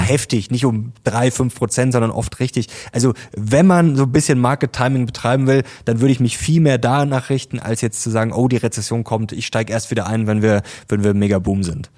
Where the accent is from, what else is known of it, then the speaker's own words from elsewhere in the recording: Germany; bei uns in Deutschland